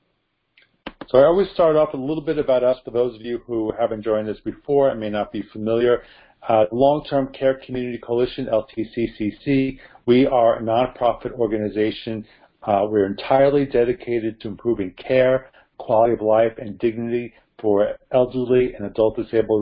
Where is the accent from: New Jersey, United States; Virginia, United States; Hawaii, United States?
New Jersey, United States; my home state of New Jersey